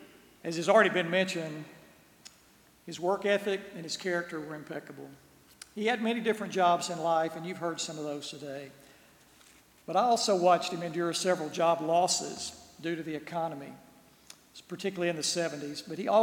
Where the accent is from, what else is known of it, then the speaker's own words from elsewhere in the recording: Birmingham, Alabama, United States; also born or lived in Gadsden, Alabama; growing up in Birmingham, our parents made sure we made time to visit our grandparents.